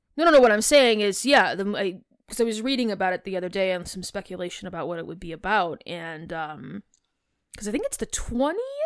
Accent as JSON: {"language": "English", "town": "Chicago", "region": "Illinois", "country": "United States", "said": "I'm from Chicago. I hit my A's hard"}